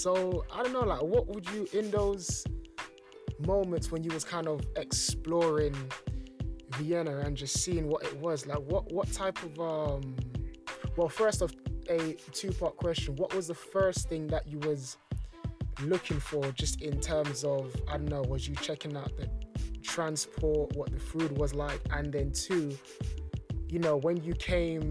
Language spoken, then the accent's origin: English; London, United Kingdom; I'm from London